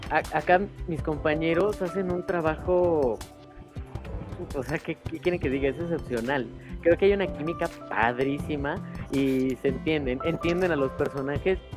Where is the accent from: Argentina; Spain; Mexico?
Mexico; Puebla; me equivoqué, es que los pedí de Tijuana y yo soy de Puebla.